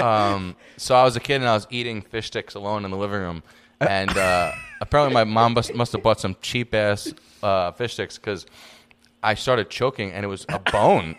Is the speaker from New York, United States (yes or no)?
yes; New York City, New York, United States; now in Los Angeles, United States; I'm from the Bronx